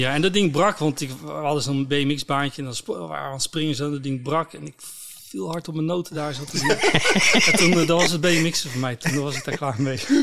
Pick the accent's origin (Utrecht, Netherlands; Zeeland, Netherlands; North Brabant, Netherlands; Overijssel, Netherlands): Zeeland, Netherlands; Scharendijke; ik kom uit Zeeland